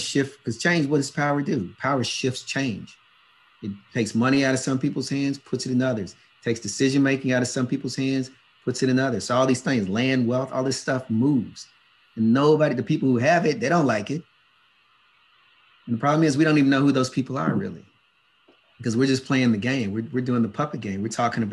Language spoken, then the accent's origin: English; United States; I grew up in the States